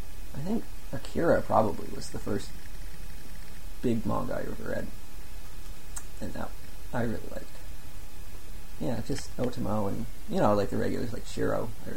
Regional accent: Kelowna, British Columbia, Canada; also born or lived in Calgary; I was born in Calgary, but grew up in Kelowna.

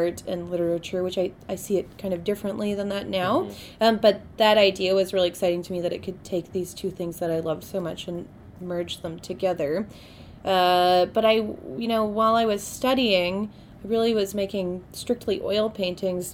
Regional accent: Victoria, British Columbia, Canada; moved away as an adult; also born or lived in Montreal; I grew up in Victoria, very close to here.

